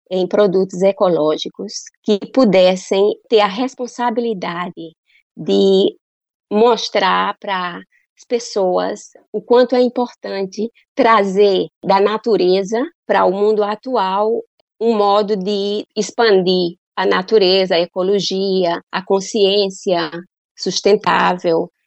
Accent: Paraíba, Brazil; moved away; Eu estou muito orgulhosa de ser paraibana e eu quero voltar um dia na Paraíba

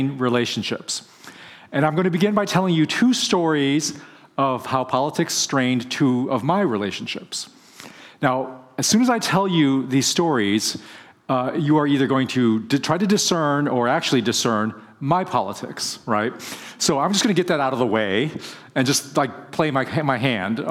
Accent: Bay Area, California, United States; I'm from the Bay Area

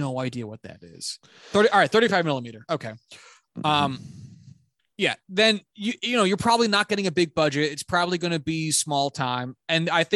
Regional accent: United States; As an American

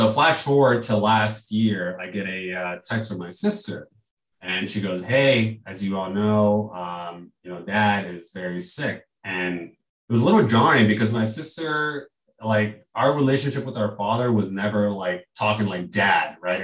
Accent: Houston, Texas, United States; also born or lived in California; now in Chicago, United States; we moved from California when I was about 7 or 8 to Houston. And I grew up in Houston

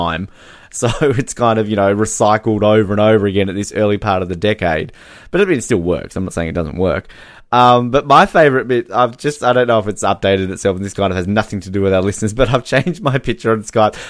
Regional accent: Australia; I'm Australian

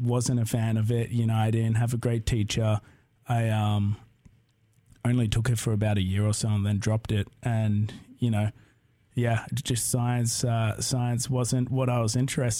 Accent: Melbourne, Victoria, Australia; moved away as an adult; also born or lived in San Diego / Delaware; now in Corvallis, United States; I'm from Australia

